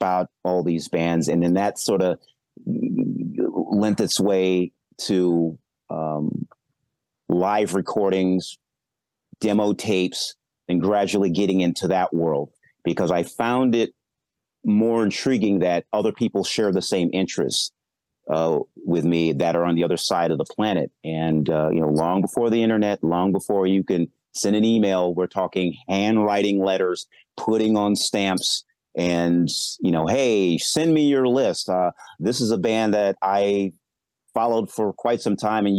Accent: Midwest, United States; I'm from the Midwest

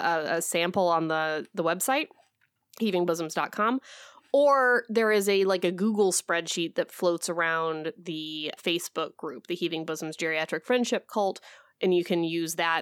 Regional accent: Midwest, United States; now in Alaska, United States; I'm from the Midwest

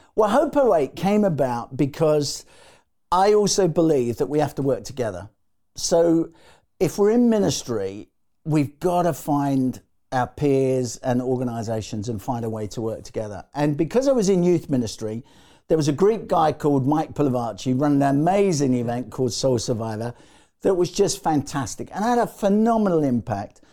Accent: London, United Kingdom; I was born in the East End of London.

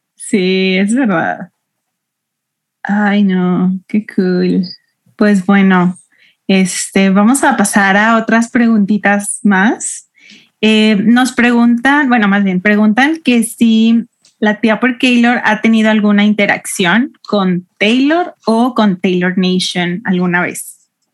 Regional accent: Aguascalientes, Mexico; soy de Aguascalientes

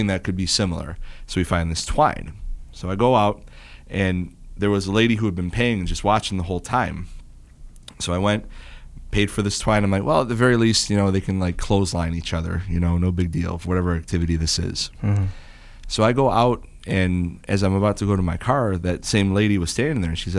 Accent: Roseville, United States; I grew up in Roseville

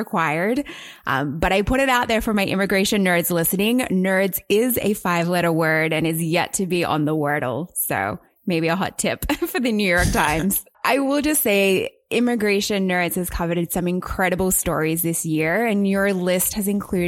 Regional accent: Australia; now in United States; as an immigrant to the United States myself. I always thought welcome home was me going back to Australia.

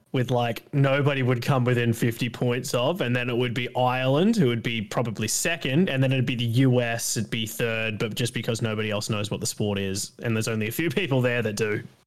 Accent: Australia

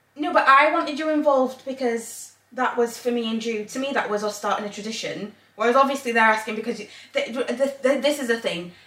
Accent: England, United Kingdom; moved away as an adult; also born or lived in Zambia; now in Northern Ireland, United Kingdom; I grew up in England.

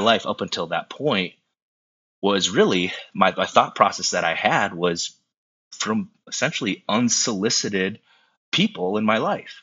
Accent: South Dakota, United States; now in Minneapolis, United States; growing up in South Dakota, it wasn't like I had a lot of options to get around people. I grew up in a town of 900 people

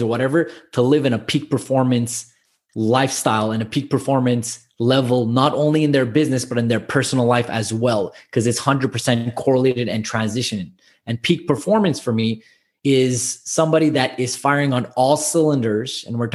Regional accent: Montreal, Quebec, Canada; I'm born and raised in Montreal, but both my parents are immigrated here

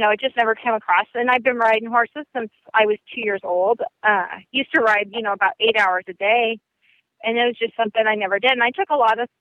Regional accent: South Central Nebraska, United States; I grew up in South Central Nebraska, and basically in that area, people just don't wear helmets.

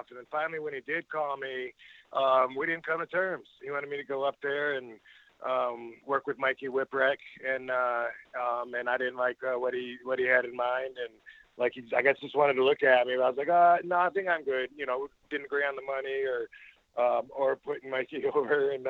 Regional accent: Georgia, United States; I was coming from Georgia, you know, where you smile, show your dimples

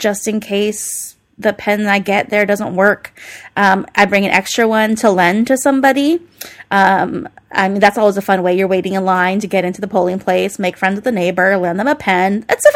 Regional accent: United States; I'm proud to be an American.

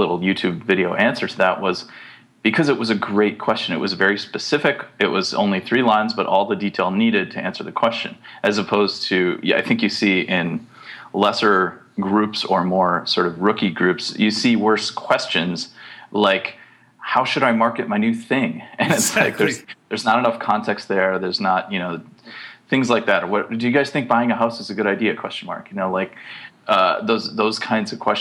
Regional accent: Wisconsin, United States; I grew up in Wisconsin

